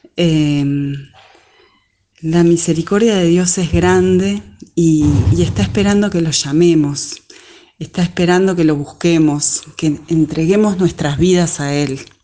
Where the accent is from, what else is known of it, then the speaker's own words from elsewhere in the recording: Uruguay; soy de Uruguay